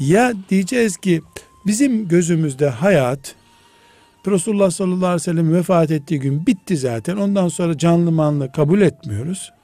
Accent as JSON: {"language": "Turkish", "region": "Black Sea Region", "country": "Turkey", "moved": "yes", "lives_now": "Istanbul, Turkey"}